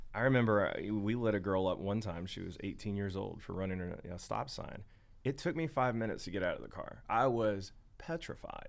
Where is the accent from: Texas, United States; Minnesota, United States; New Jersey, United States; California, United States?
Texas, United States; Longview; I'm from Northeast Texas, Longview, Tyler